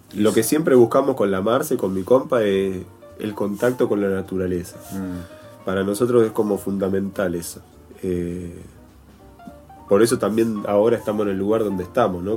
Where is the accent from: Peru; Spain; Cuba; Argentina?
Argentina; Buenos Aires; moved away as an adult; also born or lived in Traslasierra Valley, Córdoba; Yo vengo de Almagro, de Buenos Aires.